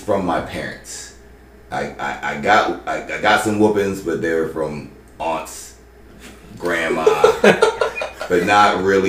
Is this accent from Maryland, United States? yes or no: yes; Maryland, United States; I grew up in Howard County, Maryland most of my life.